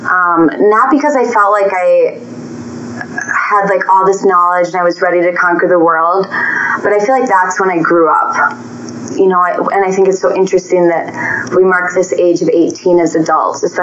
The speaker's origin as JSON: {"language": "English", "region": "Minnesota", "country": "United States", "moved": "yes", "lives_now": "Denver, United States", "said": "I am from originally from Minnesota, but now living in Denver."}